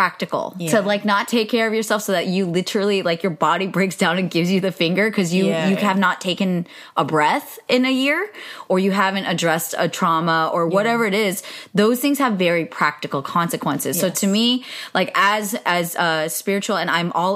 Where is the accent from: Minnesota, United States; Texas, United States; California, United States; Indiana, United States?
California, United States; Bay Area; now in Los Angeles, United States; I grew up in the Bay Area, so I feel like I grew up judging SoCal a lot